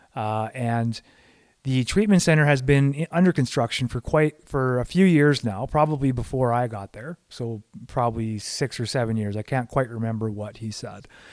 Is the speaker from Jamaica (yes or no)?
no; Canada; I'm looking at it as a Canadian